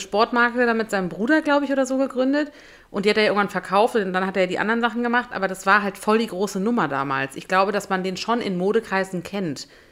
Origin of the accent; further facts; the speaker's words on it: Berlin, Germany; in Berlin, in meiner Heimat